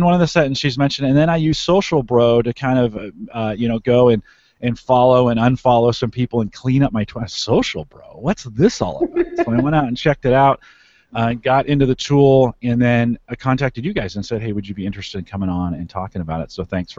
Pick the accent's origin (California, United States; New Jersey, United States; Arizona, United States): California, United States; now in Nebraska, United States; I'm a Silicon Valley kid. I grew up in California and moved out to Nebraska.